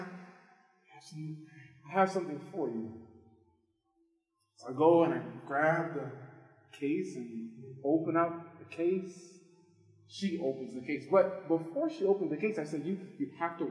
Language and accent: English; New Orleans, Louisiana, United States; moved away; I'm originally from New Orleans